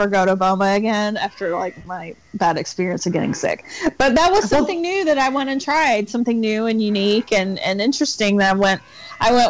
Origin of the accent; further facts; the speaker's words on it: Kentucky, United States; I'm from Kentucky. I don't know of anywhere around me that would have African food.